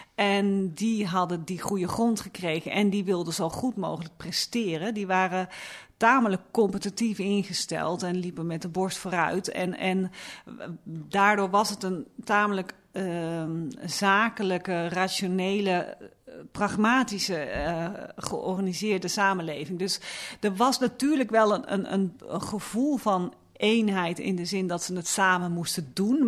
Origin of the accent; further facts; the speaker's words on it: Luttelgeest, Flevoland, Netherlands; waar ik ben opgegroeid in de Noordoostpolder